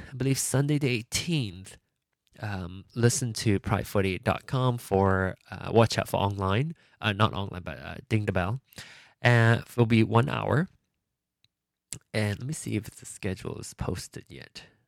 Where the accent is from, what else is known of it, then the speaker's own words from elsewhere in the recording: Penang, Malaysia; moved away; my hometown of Penang